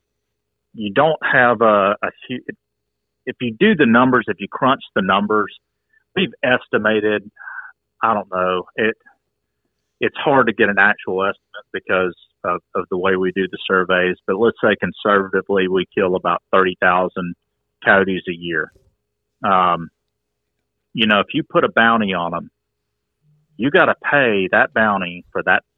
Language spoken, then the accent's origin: English; Coweta County, Georgia, United States; I'm from Coweta County